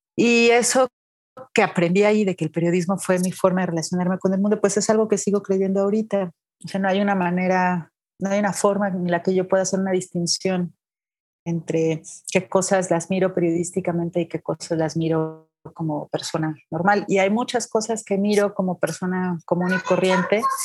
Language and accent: Spanish; Irapuato, Guanajuato, Mexico; moved away as an adult; also born or lived in Veracruz; now in Mexico City, Mexico; yo soy de Guanajuato, de Irapuato, Guanajuato